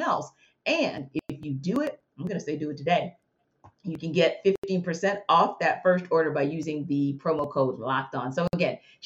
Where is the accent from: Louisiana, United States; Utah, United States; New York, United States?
Louisiana, United States; New Orleans; now in Atlanta, United States; I'm from New Orleans